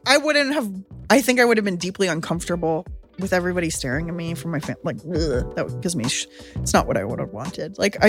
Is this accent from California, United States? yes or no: yes; San Diego, California, United States; I mean, I grew up in San Diego, so I was a lot in citrus orchards